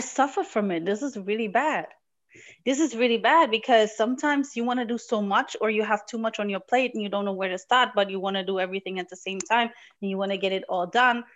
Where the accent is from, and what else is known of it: Morocco; born or raised there; now in Germany